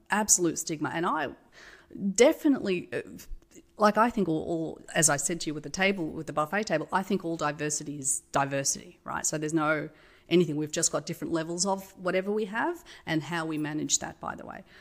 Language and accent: English; Australia; I'm Australian.